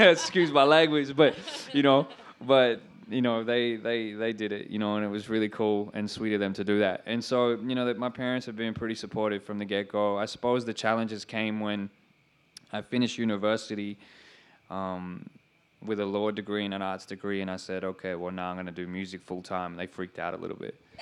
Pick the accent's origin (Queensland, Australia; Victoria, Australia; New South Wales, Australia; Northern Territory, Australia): New South Wales, Australia; Sydney; growing up in Western Sydney and what that was like